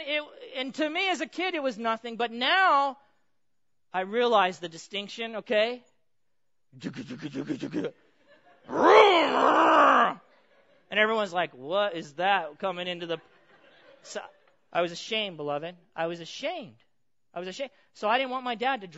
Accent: Pomona, California, United States; I grew up in Pomona

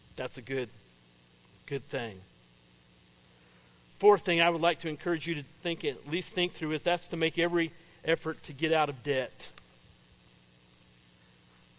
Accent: Paris, Illinois, United States; I grew up in Paris. Paris, Illinois

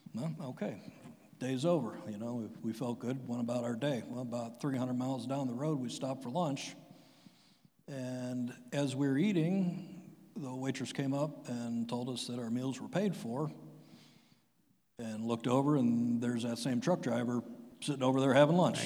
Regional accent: Strongsville, Ohio, United States; my family moved to Strongsville, I think, in 1980. And, you know, I had your typical everyday suburb kid life.

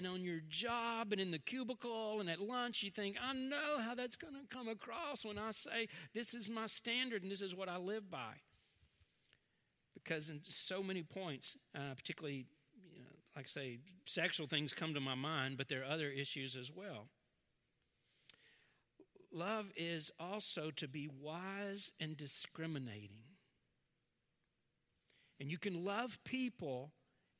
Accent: Southern, United States; accent: Southern; Southern, you can hear my accent.

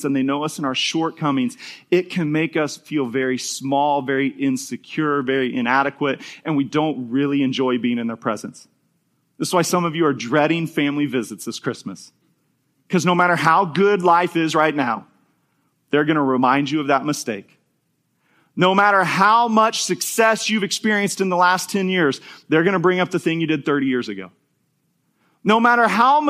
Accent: Topeka, Kansas, United States; moved away; where I grew up in Topeka

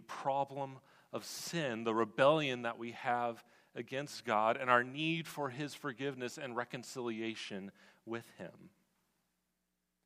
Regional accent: West Coast, United States; now in Washington, D.C. area, United States; I'm actually from the West Coast

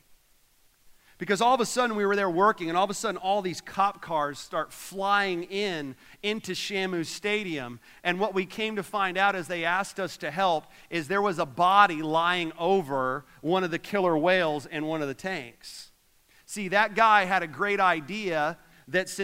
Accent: Orlando, Florida, United States; moved away; I grew up in Orlando

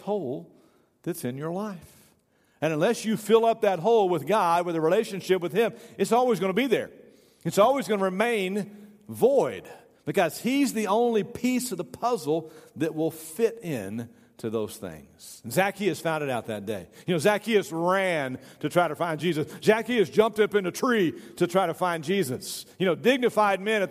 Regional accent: Tyler, Texas, United States; also born or lived in Sherman, Texas; when I got to be 9 years old, we moved from Sherman, Texas to Tyler, Texas

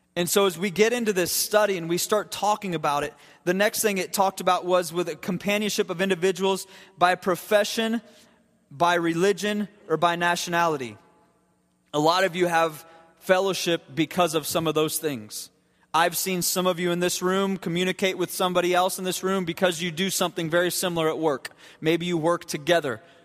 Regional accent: Akron Canton area, Ohio, United States; moved away; The Akron Canton area

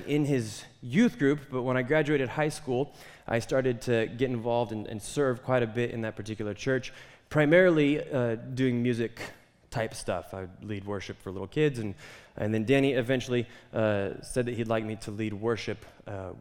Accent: Twin Falls, Idaho, United States; my wife and I, we grew up in Twin Falls, basically. And that was home

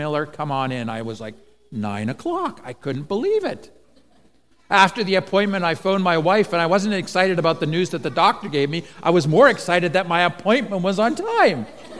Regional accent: Eswatini; now in Canada; then my parents went on to be missionaries in Swaziland, and so I grew up in Swaziland, and then eventually they emigrated to Canada, and so that's why we find ourselves here.

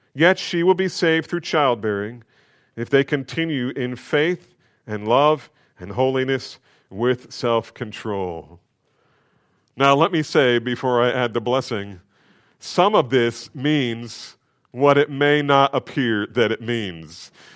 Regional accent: New Jersey, United States; I grew up in New Jersey.

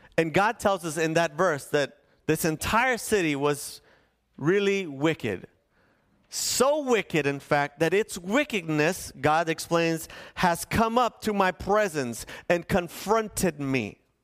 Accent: National City, California, United States; also born or lived in Needles, California; I grew up in National City

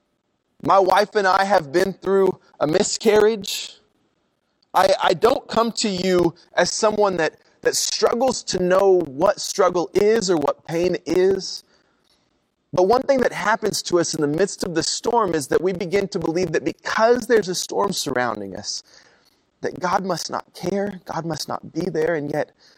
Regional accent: Oklahoma, United States; I'm from Oklahoma

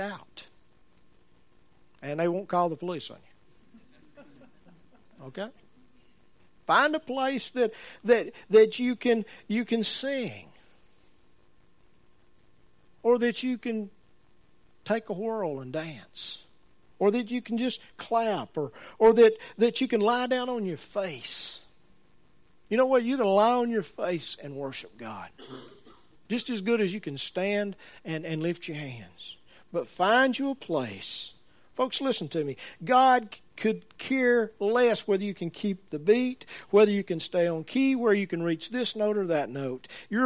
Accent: Birmingham, Alabama, United States; I'm from Birmingham.

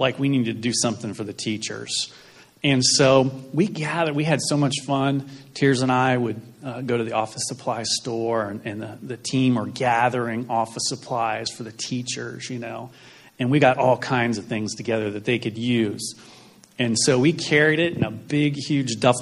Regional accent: United States; We're from the United States.

